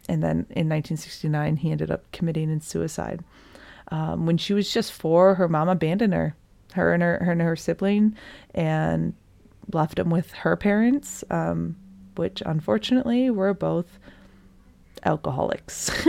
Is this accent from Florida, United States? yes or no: no; Michigan, United States; I'm also from Michigan